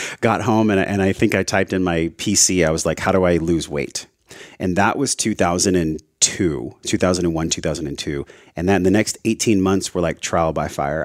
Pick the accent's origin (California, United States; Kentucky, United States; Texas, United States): California, United States; La Mesa; moved away as an adult; also born or lived in Hawaii; I grew up in East County, La Mesa